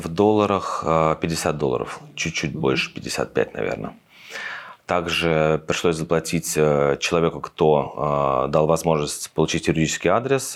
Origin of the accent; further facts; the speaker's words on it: Russia; moved away as an adult; now in Tbilisi, Georgia; я из России